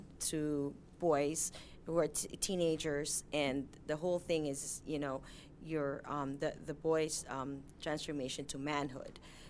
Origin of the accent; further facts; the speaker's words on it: Philippines; moved away; I am Filipino, and I grew up in the Philippines